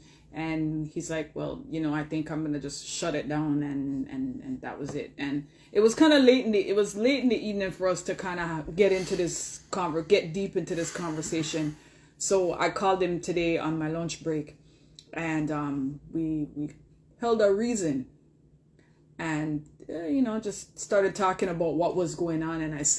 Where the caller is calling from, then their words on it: Toronto, Ontario, Canada; Toronto, Ontario, Canada.